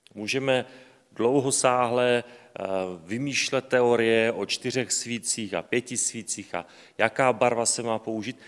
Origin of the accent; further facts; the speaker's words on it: Slovakia; já jsem Slovák